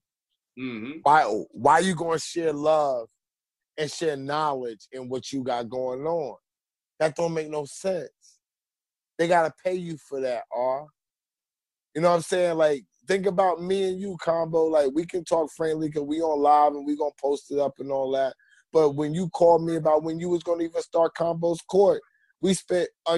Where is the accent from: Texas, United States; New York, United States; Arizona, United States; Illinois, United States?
New York, United States; New York City; I'm from Queens